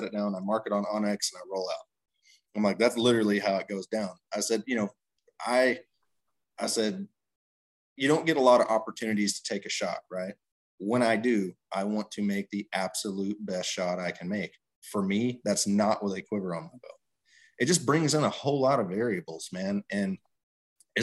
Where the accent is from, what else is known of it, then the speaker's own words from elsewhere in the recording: Texas, United States; moved away; I grew up in Texas, you know, hunting out of tree stands and ground blinds and stuff like that.